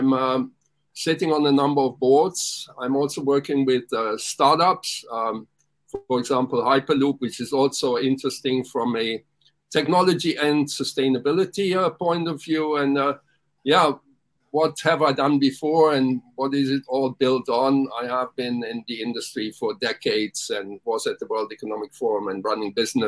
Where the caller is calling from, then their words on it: Hong Kong; I'm dialing in from Hong Kong. It's dark here.